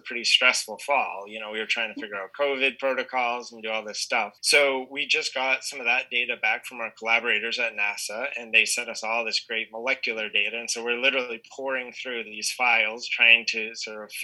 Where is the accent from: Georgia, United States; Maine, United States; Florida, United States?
Maine, United States; moved away; So I'm actually from New England originally. So I was born and raised in Maine